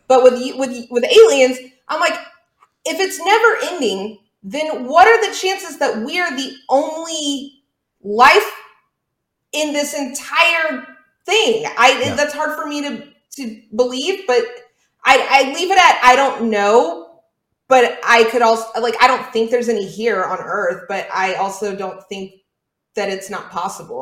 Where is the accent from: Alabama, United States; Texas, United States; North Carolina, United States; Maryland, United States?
Texas, United States; Houston; I grew up in Clear Lake, Texas.